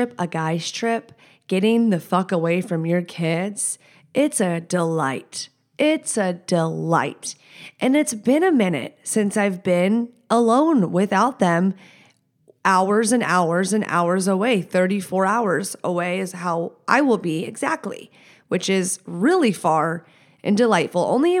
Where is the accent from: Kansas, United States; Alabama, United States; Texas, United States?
Texas, United States; I'm not from here. I'm from Texas.